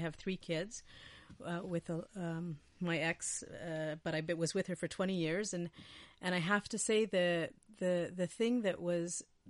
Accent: Winnipeg, Manitoba, Canada; I'm from Winnipeg.

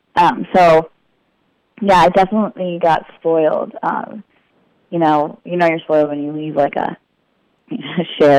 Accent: Las Vegas, Nevada, United States; I grew up in Las Vegas, and my dad runs, he's a technical director for, you know, a lot of the different venues there, and now he's at Caesar Palace.

